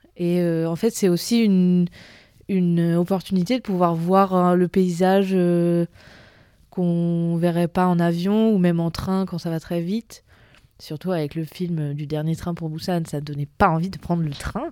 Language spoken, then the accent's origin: French; Vence, Provence-Alpes-Côte d'Azur, France; je viens à l'origine du sud de la France, à côté de Nice, dans une, petite, c'est pas vraiment une petite ville, mais qui s'appelle Vence